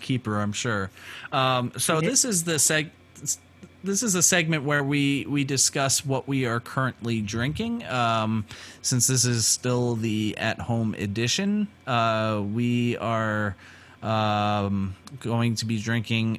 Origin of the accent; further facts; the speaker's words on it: Sussex County, New Jersey, United States; I'm from Sussex County